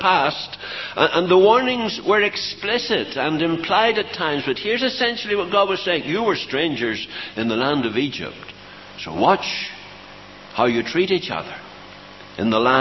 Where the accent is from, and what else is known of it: Northern Ireland, United Kingdom